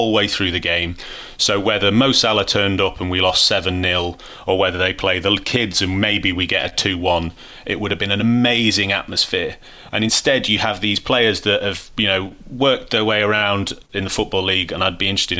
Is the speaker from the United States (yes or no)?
no; Manchester, North West England, United Kingdom; I grew up in Manchester